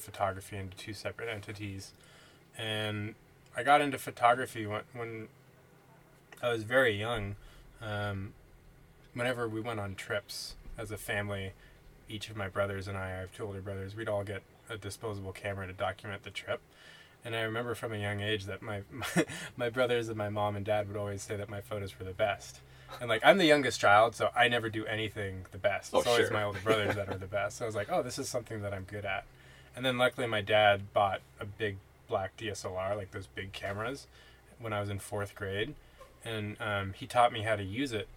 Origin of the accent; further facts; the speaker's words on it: Bay Area, California, United States; I grew up in the Bay Area